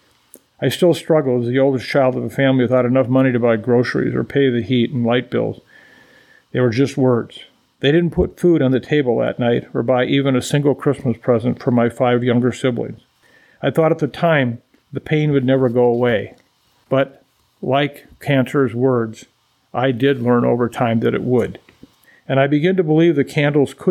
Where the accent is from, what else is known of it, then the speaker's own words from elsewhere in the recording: Waukon, Iowa, United States; my hometown of Waukon, Iowa